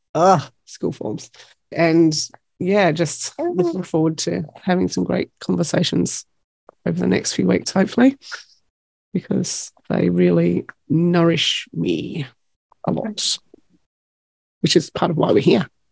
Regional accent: Tasmania, Australia; from Tasmania

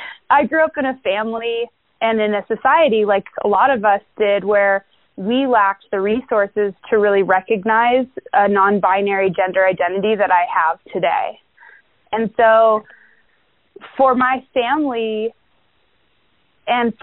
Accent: Englewood, Colorado, United States; I grew up in Englewood, Colorado

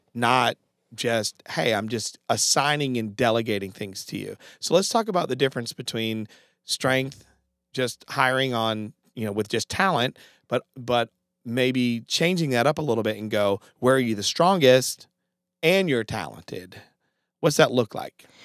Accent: Connecticut, United States; now in Greenville, United States; I'm from Connecticut.

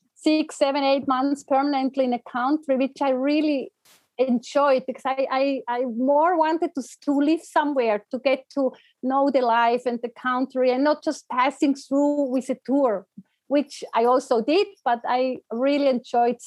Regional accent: Fribourg, Switzerland; moved away; I grew up in Fribourg on a beautiful farm, which I still love and still call home

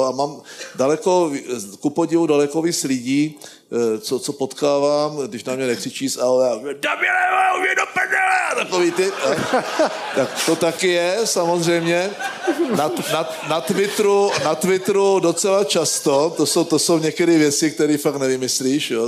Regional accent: Moravian Wallachia, Czechia; já jsem z Valašska

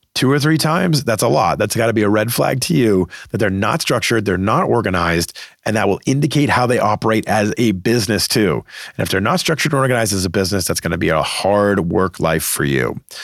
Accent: Boston, Massachusetts, United States; moved away; always wanted to work back in my hometown market of Boston

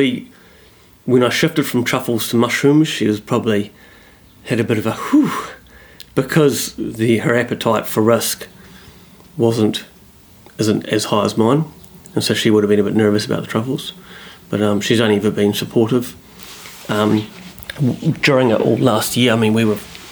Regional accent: Christchurch, Canterbury, New Zealand; moved away; also born or lived in Auckland; I'm from Christchurch originally

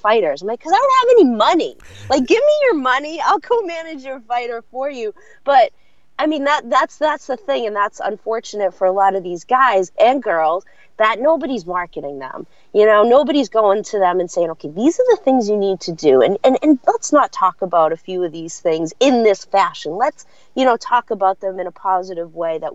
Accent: Boston, Massachusetts, United States; I grew up in Boston

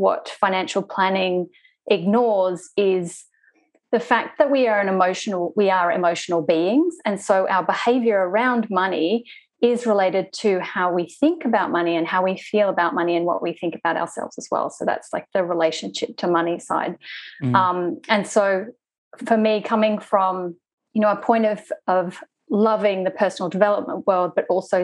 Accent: Sydney, New South Wales, Australia; I am from Sydney, Australia.

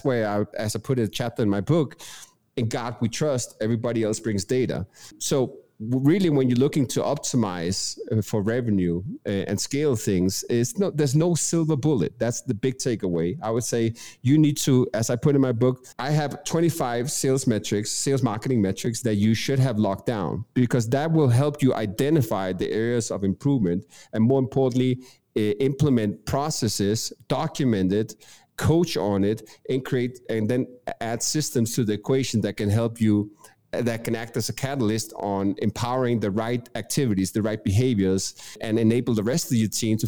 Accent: Denmark; English is a second language; moved away as an adult; now in Medellín, Colombia; I'm originally from Denmark, Europe, hence the accent. I've been living abroad the last 15 years doing business predominantly in US. Currently reside in Colombia, Medellín.

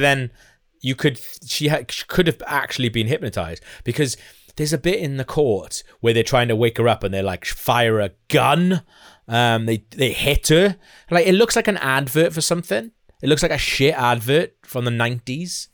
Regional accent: Wales, United Kingdom

